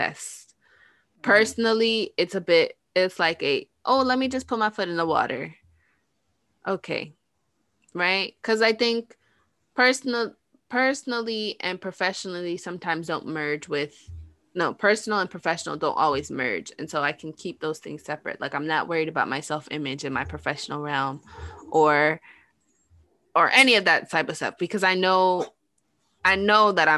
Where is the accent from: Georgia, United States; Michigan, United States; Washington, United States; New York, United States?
New York, United States; growing up in New York